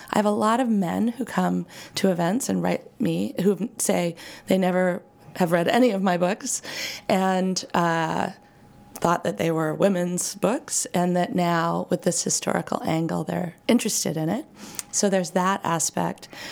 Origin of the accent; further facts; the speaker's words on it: Maine, United States; I grew up in Maine